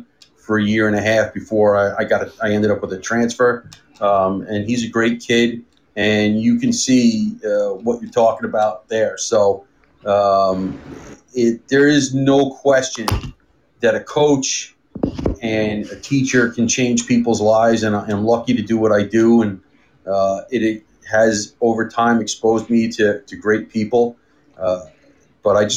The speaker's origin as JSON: {"language": "English", "town": "New York City", "region": "New York", "country": "United States", "tie": "born or raised there", "lives_now": "Long Island, United States", "said": "I grew up in Queens"}